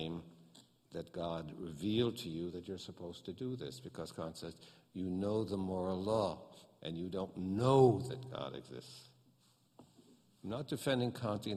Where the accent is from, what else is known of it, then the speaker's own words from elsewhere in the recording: United States; I'm an American